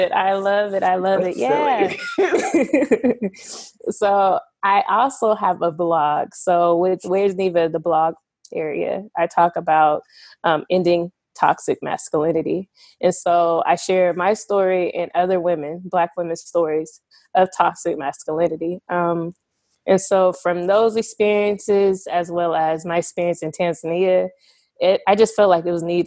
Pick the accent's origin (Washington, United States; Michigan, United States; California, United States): Washington, United States; Seattle; I am from Seattle, Washington. I'm also living there and there currently